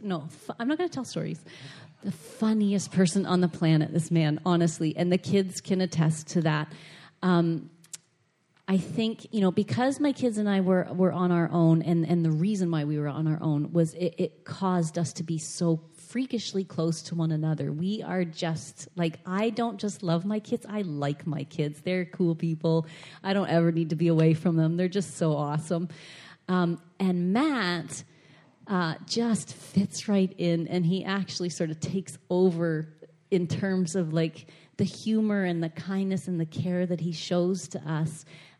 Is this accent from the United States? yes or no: no; Toronto, Ontario, Canada; No, but I'm from Toronto. We don't talk.